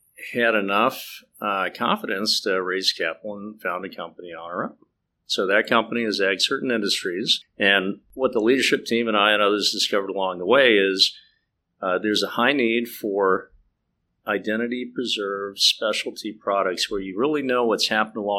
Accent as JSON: {"language": "English", "town": "Bloomington", "region": "Indiana", "country": "United States", "tie": "born or raised there", "moved": "yes", "said": "I'm from the Midwest, grew up in Indiana, another college town, Bloomington, Indiana"}